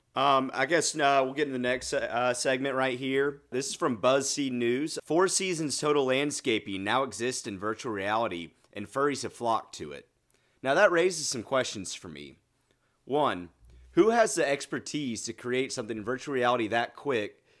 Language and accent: English; Pullman, Washington, United States; moved away; Pullman, my hometown